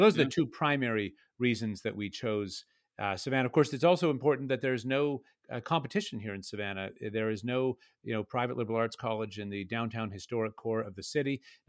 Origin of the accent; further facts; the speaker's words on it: Canada; Though I grew up in Canada, it might be the case that there is more of a receptivity to such a project here in Georgia than there might be in other places.